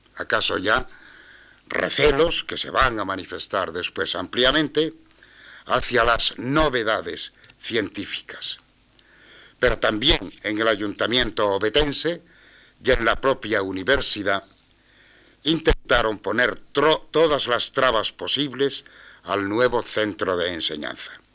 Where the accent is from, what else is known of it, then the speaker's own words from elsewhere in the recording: Asturias, Spain; soy asturiano